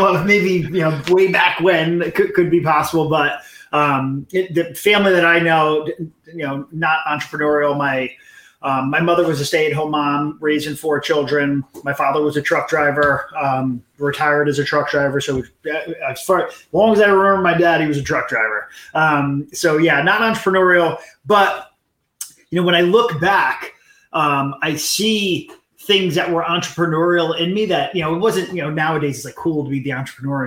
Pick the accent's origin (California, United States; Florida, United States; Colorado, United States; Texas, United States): Florida, United States; Hollywood; I was born in Hollywood, Florida